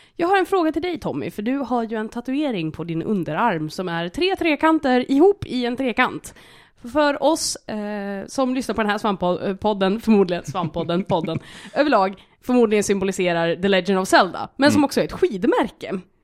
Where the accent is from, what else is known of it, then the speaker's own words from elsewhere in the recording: Hälsingland, Sweden; accent: Hälsingland dialect; now in Stockholm, Sweden; Jag har ju varit hemma i Hälsingland i några dagar